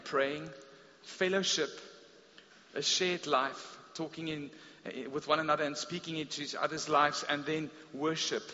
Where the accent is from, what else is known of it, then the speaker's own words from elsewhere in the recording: South Africa; growing up in the Afrikaans Reformed Church